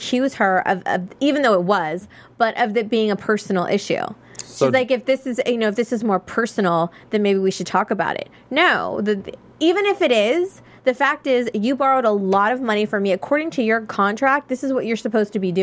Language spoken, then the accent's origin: English; Austin, Texas, United States; I'm from Austin